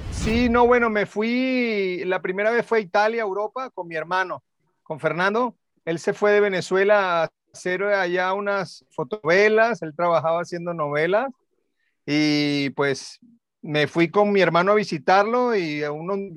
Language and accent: Spanish; Puerto Rico; born there; Sí, nací en Puerto Rico por mi papá.